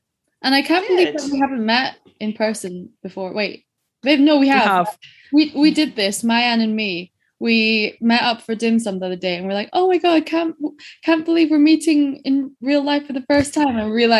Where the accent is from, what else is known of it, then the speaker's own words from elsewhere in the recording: Edinburgh, Scotland, United Kingdom; also born or lived in Wuhan, China / London; I'm living in Edinburgh, where I have grown up, but I was born in Wuhan.